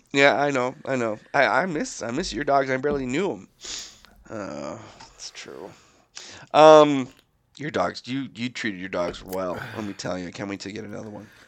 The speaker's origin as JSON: {"language": "English", "region": "Alberta", "country": "Canada", "said": "we're not Albertans anymore."}